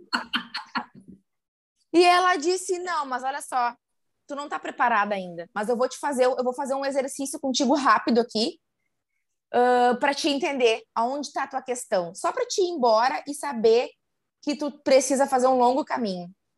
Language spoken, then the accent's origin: Portuguese; interior of Rio Grande do Sul, Brazil; now in Porto Alegre, Brazil; sou, sou gaúcha e sou de uma cidade do interior do Rio Grande do Sul. Hoje moro aqui na capital, mas sou de uma cidade do interior